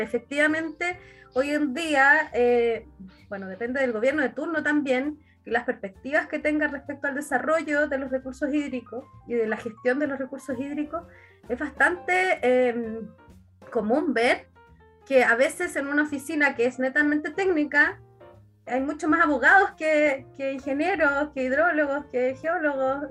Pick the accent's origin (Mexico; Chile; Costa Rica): Chile; Coyhaique, Aysén; yo soy de Coyhaique